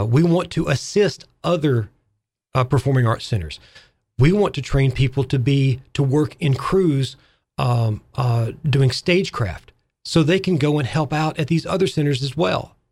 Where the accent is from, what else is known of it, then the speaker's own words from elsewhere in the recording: Arkansas, United States; moved away as an adult; now in Fairhaven, United States; I'm a Southerner. I'm from Arkansas